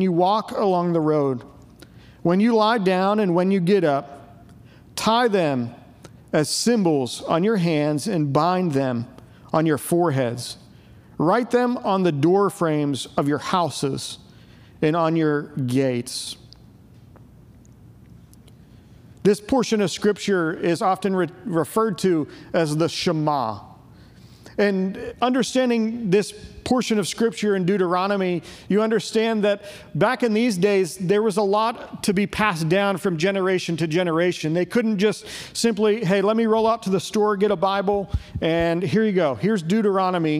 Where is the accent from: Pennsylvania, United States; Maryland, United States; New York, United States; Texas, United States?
Pennsylvania, United States; Pittsburgh; moved away as an adult; also born or lived in Virginia; now in Murfreesboro, United States; I grew up in Pittsburgh, PA, the greatest city on earth